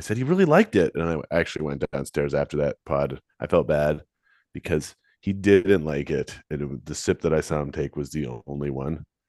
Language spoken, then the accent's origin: English; London, Ontario, Canada; I'm from London.